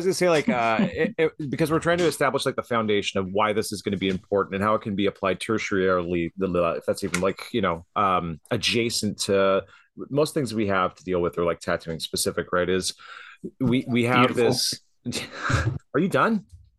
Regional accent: Canada; I'm like Canadian. Canadians stab.

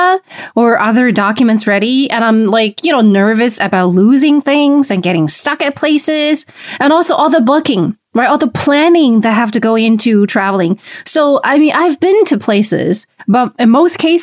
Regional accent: Beijing, China; from Beijing

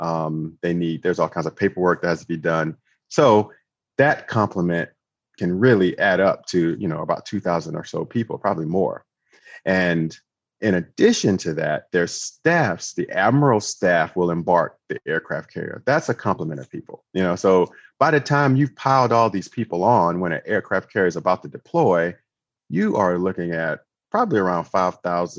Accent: Florence, South Carolina, United States; I'm from Florence, South Carolina

